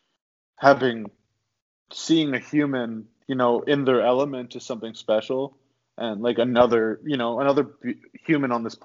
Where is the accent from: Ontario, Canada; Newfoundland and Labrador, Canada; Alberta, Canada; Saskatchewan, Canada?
Saskatchewan, Canada; Chamberlain; moved away as an adult; now in Vancouver Island, Canada; I grew up in Saskatchewan. I grew up outside of a town called Chamberlain for a bit. It's where I finished high school.